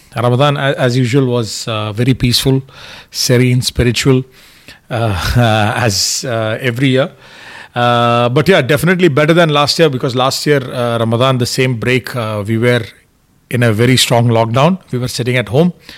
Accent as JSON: {"language": "English", "country": "India", "moved": "yes", "said": "I'm from India, I have a lot of relatives in India, family in India"}